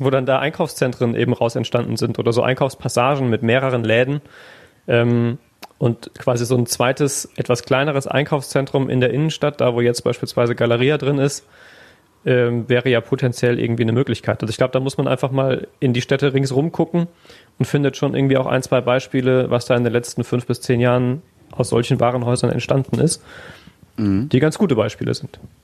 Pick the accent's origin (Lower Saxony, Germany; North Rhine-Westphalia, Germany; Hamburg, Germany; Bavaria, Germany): North Rhine-Westphalia, Germany; Neunkirchen; now in Essen, Germany; ich habe halt nie ein Krankenhaus gehabt, wo ich aufgewachsen bin, innerhalb von zehn Kilometern Reichweite